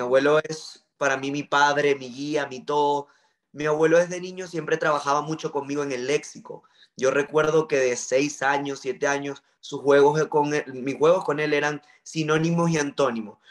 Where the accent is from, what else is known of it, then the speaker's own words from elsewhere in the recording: Maracaibo, Zulia, Venezuela; yo soy de Venezuela, nací en Maracaibo, estado Zulia